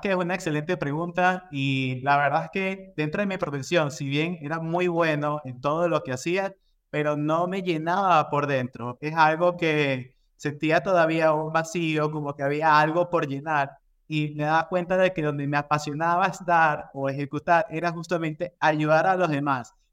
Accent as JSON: {"language": "Spanish", "country": "Ecuador", "said": "Bueno, como les comentaba, yo soy de Ecuador, yo tengo más de 12 años trabajando en industrias de consumo masivo"}